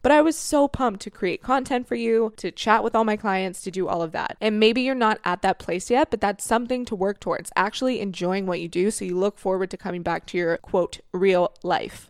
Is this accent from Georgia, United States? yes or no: no; Florida, United States; moved away; you guys know I'm from Florida. Whenever I go home from Florida